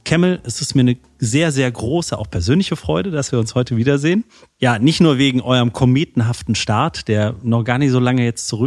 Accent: Saarland, Germany; auch heute wieder im, äh, mal wieder im Saarland zu sein, auch in meiner Heimat.

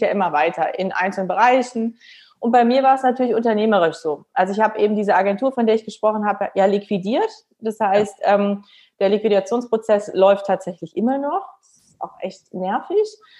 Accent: Rhineland, Germany; ich bin ja auch Rheinländerin

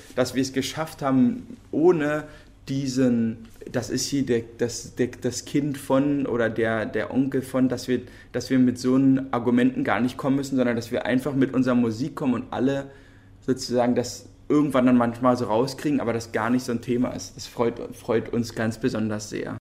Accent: Berlin, Germany; wir sind ja Berliner und in, also Berlin geboren und in Berlin aufgewachsen

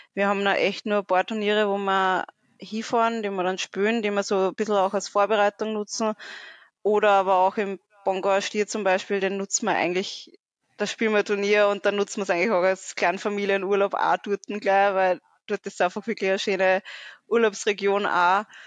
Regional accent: Austria; bei uns in Österreich

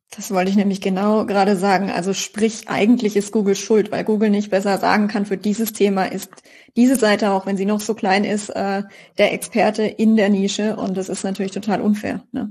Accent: Karlsruhe, Baden-Württemberg, Germany; als Karlsruher

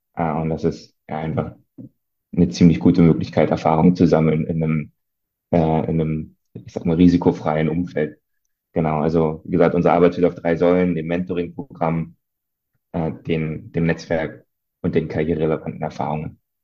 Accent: East Germany, Germany; als Ostdeutscher

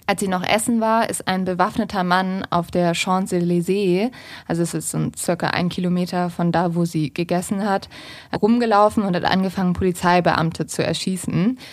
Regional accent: the North, Northern Germany, Germany; moved away; in meiner Heimat im Norden

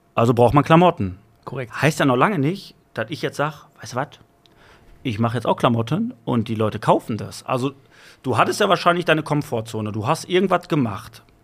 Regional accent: Bottrop, North Rhine-Westphalia, Germany; Bottrop, Ruhrgebiet

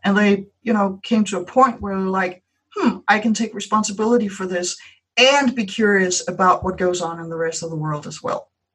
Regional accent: Denmark; first language Danish; English is a second language; mine is Danish.

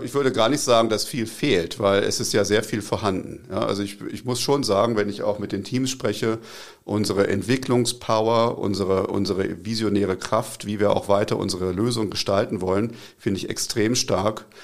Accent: Braunschweig, Lower Saxony, Germany; also born or lived in Tübingen area / Zurich; now in Tübingen, Germany; Ich komme aus Braunschweig ursprünglich. Braunschweig ist eine Stadt in Norddeutschland, wo so ziemlich das höchste Hochdeutsch äh, gesprochen wird.

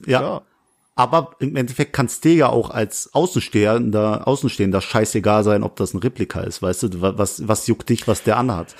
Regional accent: Langweiler, Germany; in Nähe Langweiler, wo ich herkomme

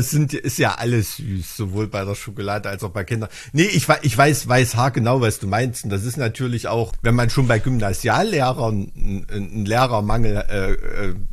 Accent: Thuringia, Germany; wo man als Thüringer so oft als Sachse klassifiziert wird

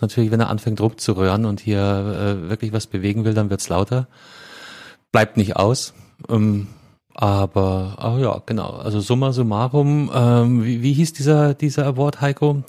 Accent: Bavaria, Germany; In meiner Heimat, ja, vom, vom, vom Bundesland her

